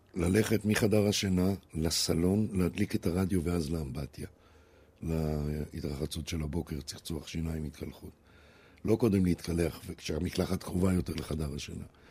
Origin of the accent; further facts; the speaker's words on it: Israel; also born or lived in Brazil; אני ישראלי, באמת, ואני מרגיש ישראלי, וזה הבית שלי